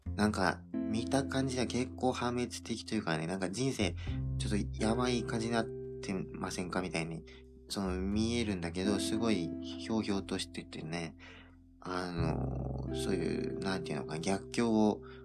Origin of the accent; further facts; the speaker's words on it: Okinawa, Japan; 僕は沖縄出身